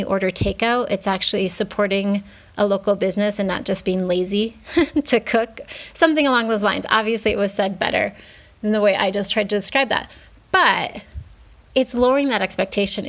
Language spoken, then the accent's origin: English; United States; moved away as an adult; now in Mexico; I grew up in the States